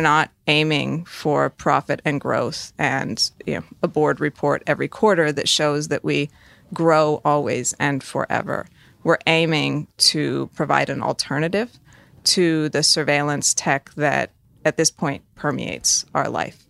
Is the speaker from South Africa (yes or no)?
no; United States; I am an American